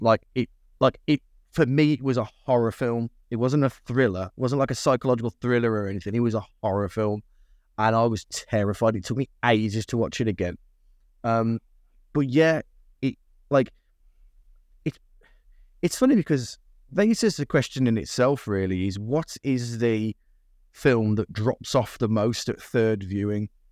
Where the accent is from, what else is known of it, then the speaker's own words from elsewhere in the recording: United Kingdom; being British